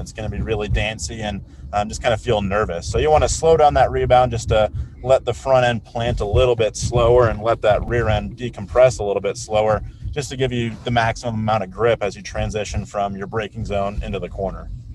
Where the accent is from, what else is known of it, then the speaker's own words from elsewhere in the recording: Colorado Springs, Colorado, United States; growing up in Colorado Springs, like I, I look at Pikes Peak every single morning when I wake up.